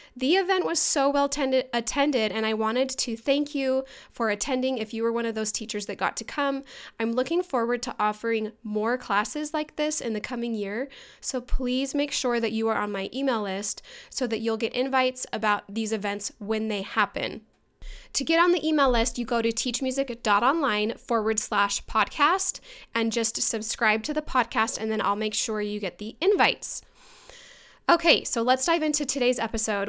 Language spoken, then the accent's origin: English; Mesa, Arizona, United States; moved away as an adult; also born or lived in Boston, Massachusetts; I'm actually from Mesa, Arizona